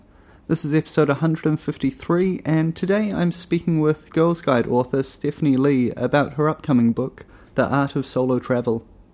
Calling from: Buenos Aires, Argentina; So, I'm calling from Buenos Aires in Argentina.

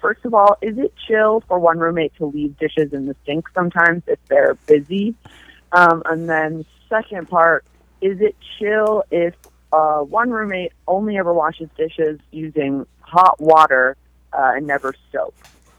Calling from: Reno, Nevada, United States; I'm calling from Reno, Nevada.

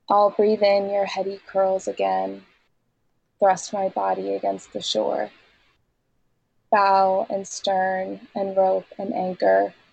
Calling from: Vermont, United States; I'm in southern Vermont right now.

